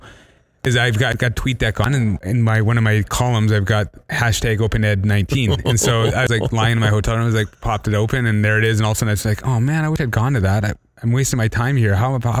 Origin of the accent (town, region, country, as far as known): Canada